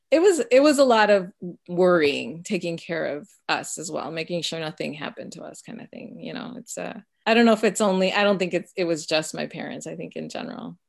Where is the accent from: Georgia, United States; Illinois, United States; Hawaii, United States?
Illinois, United States; Chicago suburbs; first language Spanish; English is a second language; we moved from Chicago at the age of six